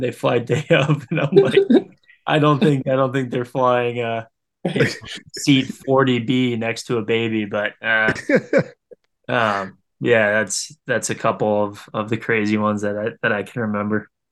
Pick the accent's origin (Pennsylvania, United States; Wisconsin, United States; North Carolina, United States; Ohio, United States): Wisconsin, United States; Green Bay; growing up in Green Bay